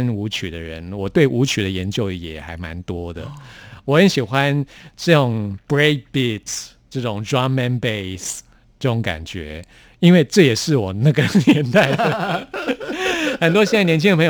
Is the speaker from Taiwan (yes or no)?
yes; Taipei, Taiwan; 所以我我是真的在台北出生长大的。